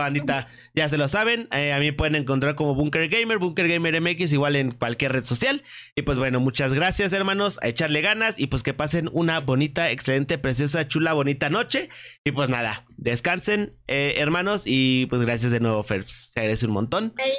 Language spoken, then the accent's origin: Spanish; Querétaro, Mexico; yo soy de Querétaro